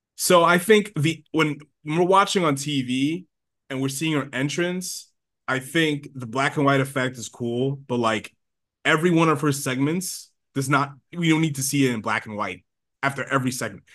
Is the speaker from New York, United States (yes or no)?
yes; Long Island, New York, United States; we're from Long Island